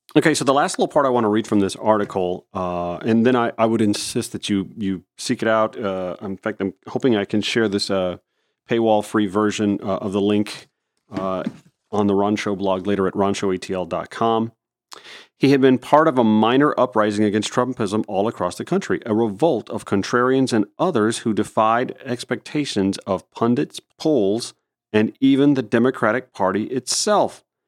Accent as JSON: {"language": "English", "town": "Grovetown", "region": "Georgia", "country": "United States", "tie": "born or raised there", "said": "I grew up in the Harlem and Grove Town, Georgia area, in rural-ish, suburban-ish Columbia County outside Augusta"}